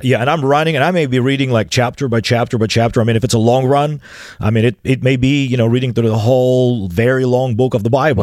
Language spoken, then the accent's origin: English; Chisinau, Moldova; English is a second language; I was a sixteen-year-old, um, drunkard, uh, hanging out in the bars of the downtown city of Chisinau